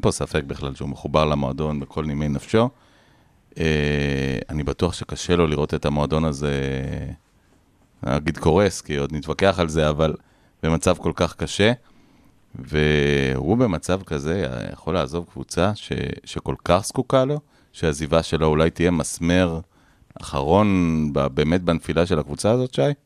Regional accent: Israel

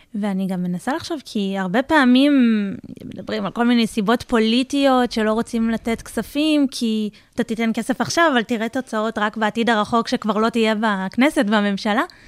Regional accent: Lehavim, Southern District, Israel; אני גדלתי בלהבים, זה בין אה, רהט ללקיה

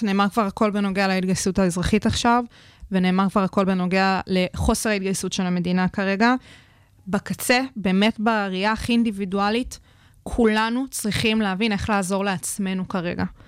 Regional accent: Israel

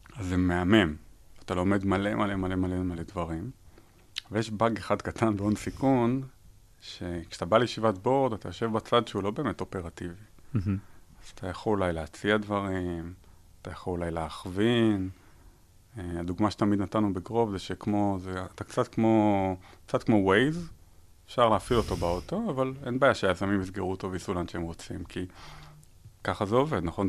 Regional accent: Israel; moved away; also born or lived in United States; נולדתי בישראל, גרתי בארצות הברית

